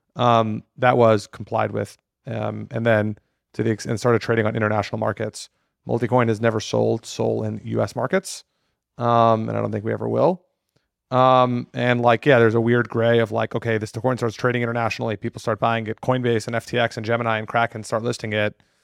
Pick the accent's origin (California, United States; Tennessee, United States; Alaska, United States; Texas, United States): Texas, United States; Austin; also born or lived in New York; born and raised in Austin